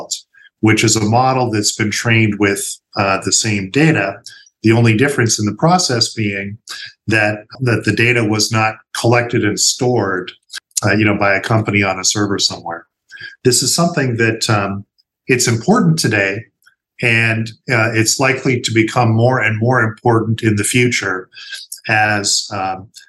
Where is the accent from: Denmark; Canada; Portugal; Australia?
Canada; moved away as an adult; now in United States; I'm originally from Canada